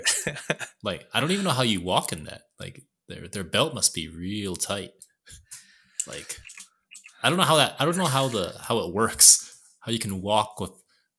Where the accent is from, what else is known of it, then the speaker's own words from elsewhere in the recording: Montreal, Quebec, Canada; moved away; Montreal too, which is my hometown